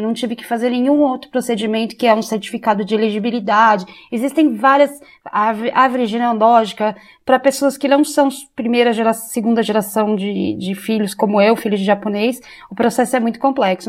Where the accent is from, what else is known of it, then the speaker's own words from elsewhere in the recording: Brazil; moved away as an adult; also born or lived in Kyoto, Japan; now in Japan; ser brasileira